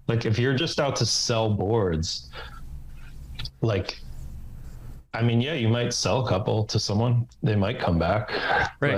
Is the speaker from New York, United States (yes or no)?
no; New Jersey, United States; moved away as an adult; I was from New Jersey